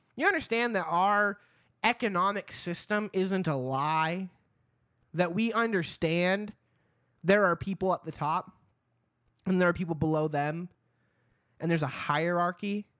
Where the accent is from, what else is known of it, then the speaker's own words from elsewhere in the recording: Idaho, United States; also born or lived in Seattle; now in Boise, United States; I grew up in Idaho